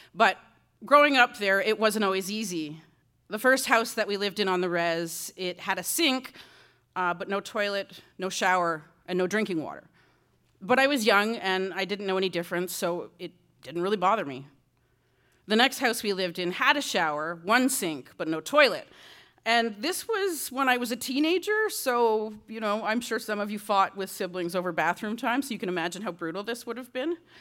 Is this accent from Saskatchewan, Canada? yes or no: no; Six Nations, Ontario, Canada; moved away; growing up on Six Nations